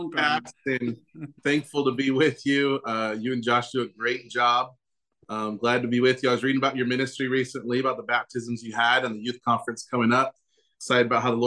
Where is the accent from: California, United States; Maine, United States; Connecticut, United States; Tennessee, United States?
California, United States; Southern; moved away as an adult; now in Coyhaique, Chile; born and raised in Southern California